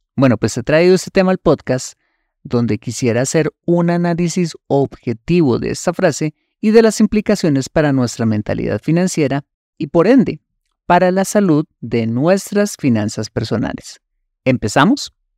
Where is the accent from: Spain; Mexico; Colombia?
Colombia; Un ejemplo colombiano. Uno de los platos típicos más deliciosos en mi país es la bandeja paisa